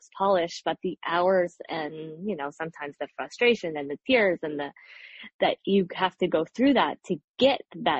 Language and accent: English; Nova Scotia, Canada; also born or lived in Ottawa / New York; now in Montreal, Canada; I grew up in Nova Scotia and I was living in Ottawa for a long time